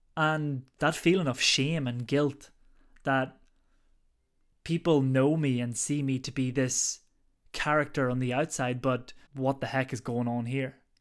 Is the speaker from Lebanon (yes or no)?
no; Ireland; now in London, United Kingdom; I'm originally from Ireland, but currently now based, living in London at the moment.